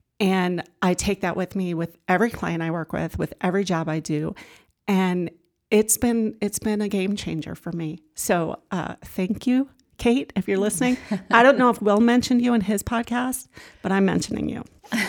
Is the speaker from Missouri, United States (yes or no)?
no; Ohio, United States; So I came up here from Ohio. I graduated from Ohio University, got a job at the paper here, met my husband.